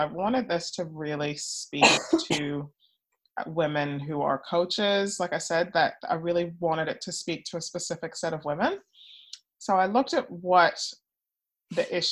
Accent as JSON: {"language": "English", "town": "Montreal", "region": "Quebec", "country": "Canada", "tie": "born or raised there", "also_born_or_lived": "United States", "moved": "yes", "said": "I'm originally Canadian, so I was born in Canada. Yeah, yeah, Montreal girl."}